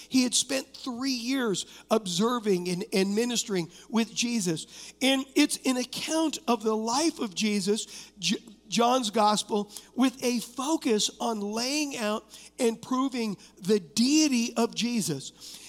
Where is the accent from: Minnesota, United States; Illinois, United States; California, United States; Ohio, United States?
California, United States; Huntington Beach; I was raised in Huntington Beach, California